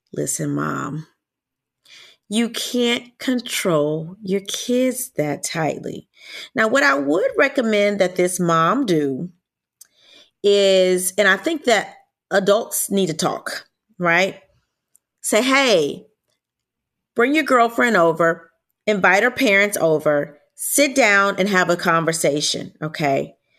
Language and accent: English; Louisiana, United States; I'm from Louisiana